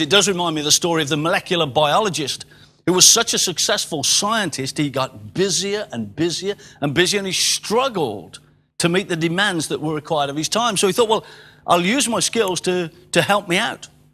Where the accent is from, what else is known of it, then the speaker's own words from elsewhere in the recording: England, United Kingdom; I am an Englishman in England.